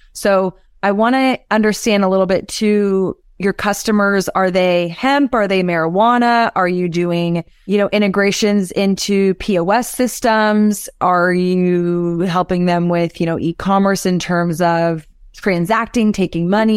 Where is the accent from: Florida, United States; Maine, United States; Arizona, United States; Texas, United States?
Texas, United States; Austin; growing up in Austin, I had a music blog